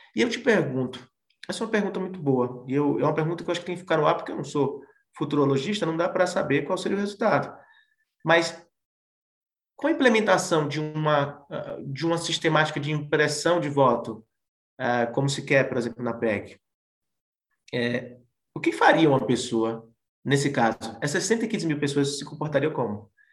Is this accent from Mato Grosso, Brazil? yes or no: no; Bahia, Brazil; eu sou baiano